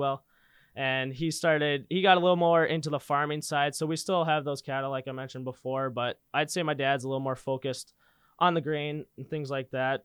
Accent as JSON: {"language": "English", "town": "Linton", "region": "North Dakota", "country": "United States", "tie": "born or raised there", "said": "I grew up in Linton, North Dakota, just south of Bismarck, about an hour"}